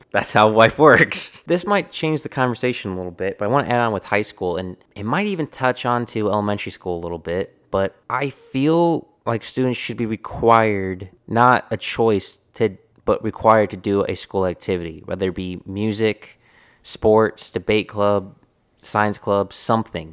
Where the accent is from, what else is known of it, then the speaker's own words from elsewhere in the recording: Texas, United States; I am a Texan